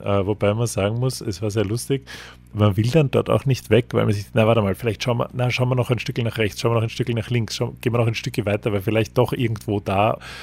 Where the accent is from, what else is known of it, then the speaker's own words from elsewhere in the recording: Austria; für uns als, als Österreicher